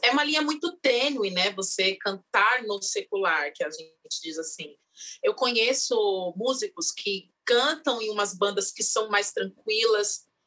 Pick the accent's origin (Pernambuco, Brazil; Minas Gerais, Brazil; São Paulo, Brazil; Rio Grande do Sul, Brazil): São Paulo, Brazil; Eu sou da ZL de São Paulo, de Itaquera, Coab 2